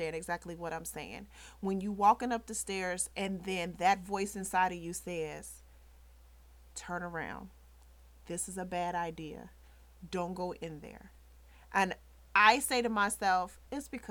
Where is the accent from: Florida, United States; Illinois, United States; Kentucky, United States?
Illinois, United States; Chicago; I'm from the South Side. We were on the South Side